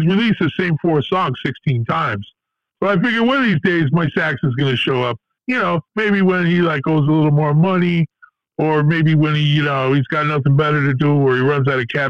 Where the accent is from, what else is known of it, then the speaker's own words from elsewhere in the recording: Lodi, New Jersey, United States; I grew up in Lodi and I never left the town.